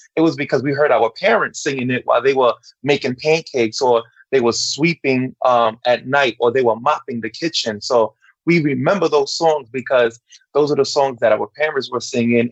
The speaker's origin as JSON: {"language": "English", "town": "New York City", "region": "New York", "country": "United States", "said": "I'm from Brooklyn, New York. My background though is Dominican, both parents"}